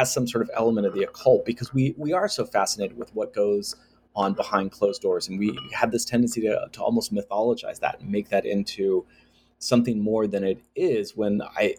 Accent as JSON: {"language": "English", "country": "United States", "tie": "born or raised there", "said": "growing up in the United States"}